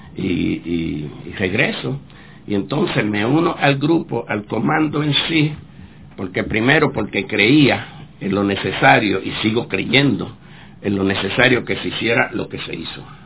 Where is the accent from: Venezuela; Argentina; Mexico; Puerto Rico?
Puerto Rico; moved away as an adult; also born or lived in Cuba; no somos norteamericanos, somos puertorriqueños